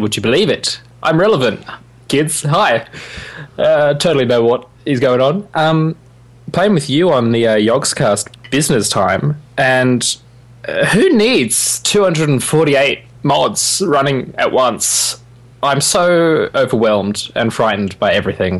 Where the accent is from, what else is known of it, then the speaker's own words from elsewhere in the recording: Australia; being Australian